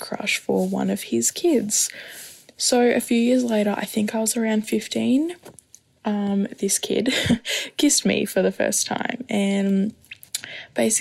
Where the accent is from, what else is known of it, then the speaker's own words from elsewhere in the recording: Australia; I'm from Australia and I'm 19.